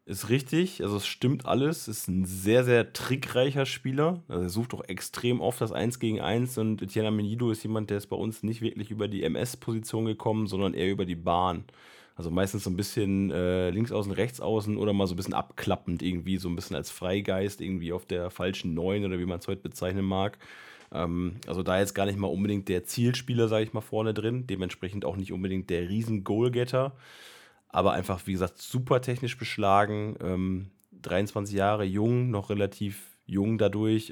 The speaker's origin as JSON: {"language": "German", "region": "Northern Germany", "country": "Germany", "said": "als Norddeutscher"}